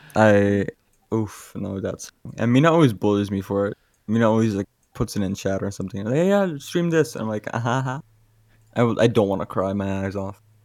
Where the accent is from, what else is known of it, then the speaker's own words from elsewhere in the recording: Aruba; I'm from Aruba